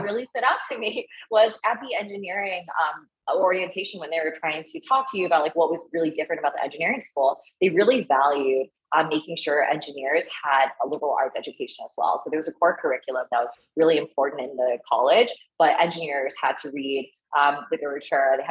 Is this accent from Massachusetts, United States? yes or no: yes; outside Boston, Massachusetts, United States; also born or lived in China / Canada; I spent most of my childhood and formative years in America, outside Boston, in the suburbs